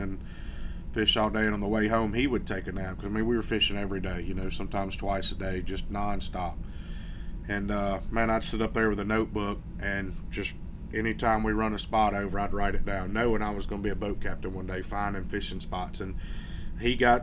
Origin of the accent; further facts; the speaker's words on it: Daphne, Alabama, United States; I'm from Daphne, Alabama, which is on Mobile Bay